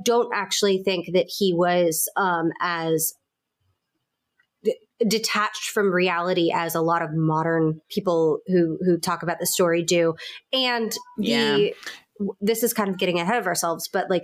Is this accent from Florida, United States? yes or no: yes; Florida, United States; I grew up in Florida